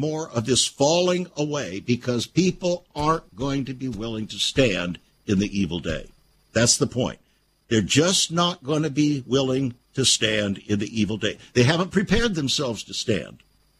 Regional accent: California, United States; Well, friends, I came from California.

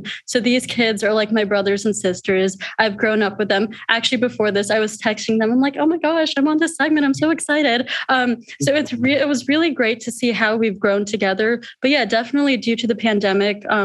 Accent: India; So also being in India, visiting there every year, I'm from India.

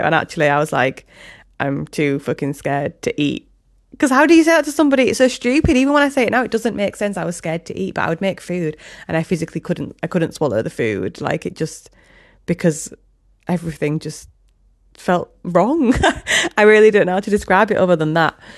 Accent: Hull, Yorkshire and the Humber, United Kingdom; also born or lived in Leeds; now in Hessle, United Kingdom; I'm from Hull, obviously, with this accent

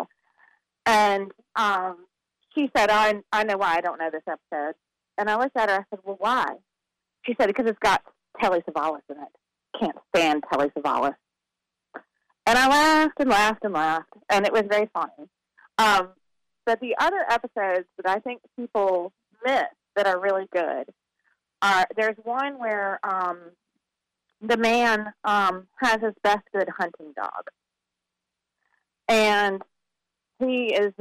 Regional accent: Winston-Salem, North Carolina, United States; It's my hometown

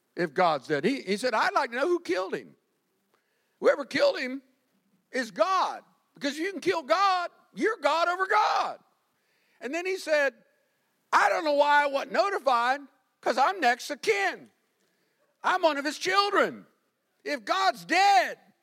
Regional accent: Winter Park, Florida, United States; I'm growing up in Winter Park, first generation Floridian

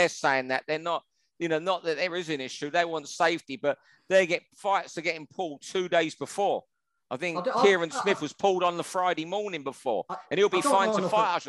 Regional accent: England, United Kingdom; I'm a full-blooded Englishman.

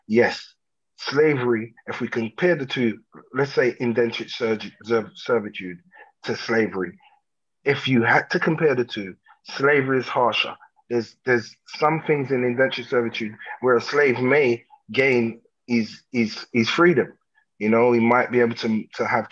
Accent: London, United Kingdom; I'm from London. I'm not just from England. I'm from London, England. I'm from London, Southeast London.

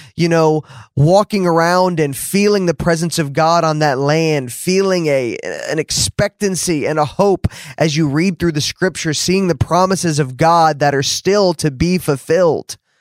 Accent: New Jersey, United States; now in Dallas, United States; growing up in New Jersey

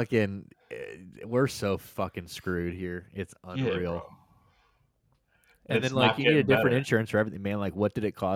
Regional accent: United States; We're just jealous Americans

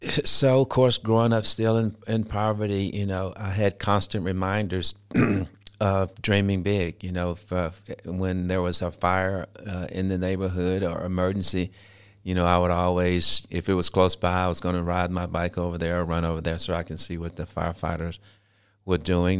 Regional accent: Shreveport, Louisiana, United States; I was born and raised in Shreveport, Louisiana.

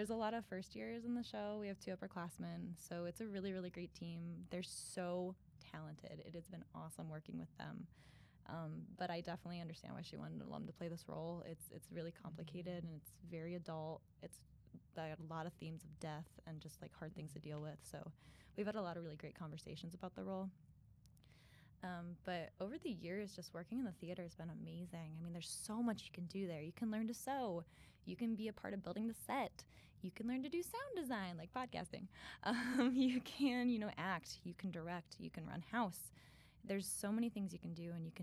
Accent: Napoleon, Ohio, United States; moved away as an adult; also born or lived in Hiram, Ohio; I'm not originally from this area. I'm actually from a small town in Northwest Ohio called Napoleon

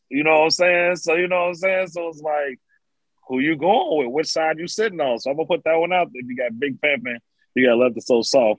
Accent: New York, United States; I'm from New York

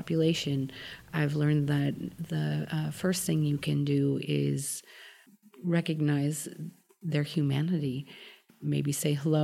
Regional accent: Sacramento, California, United States; I grew up here in Sacramento.

